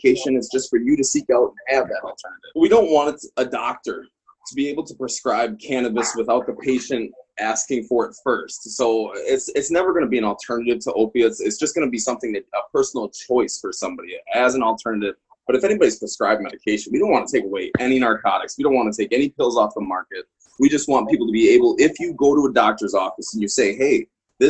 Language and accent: English; Midwest, United States; moved away as an adult; now in Colorado, United States; I'm originally from the Midwest, but I was based at Fort Carson for a long time here in Colorado